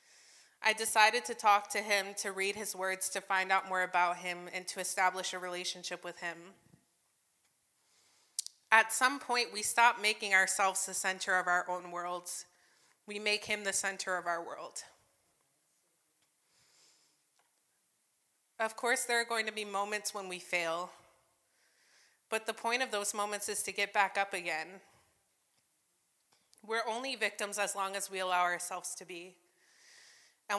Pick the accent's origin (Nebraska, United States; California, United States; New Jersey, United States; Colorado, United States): New Jersey, United States; now in Michigan, United States; I was growing up in Jersey.